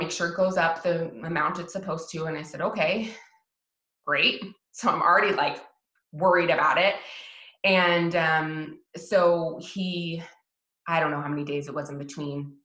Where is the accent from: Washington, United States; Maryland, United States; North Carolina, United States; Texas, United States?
Washington, United States; moved away as an adult; also born or lived in Hawaii; I'm from Washington State. I moved to Hawaii and lived in Hawaii for years and then moved back